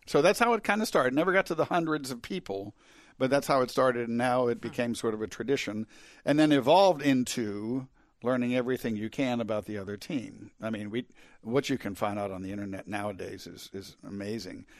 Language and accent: English; outside of Pittsburgh, Pennsylvania, United States; now in Charleston, United States; I grew up outside of Pittsburgh